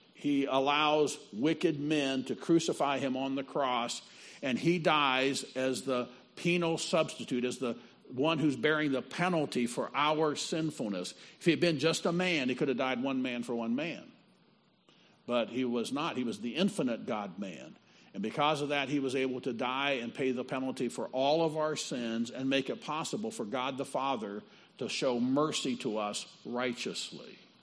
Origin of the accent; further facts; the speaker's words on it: Midwest, United States; I'm from out of town. I'm from the Midwest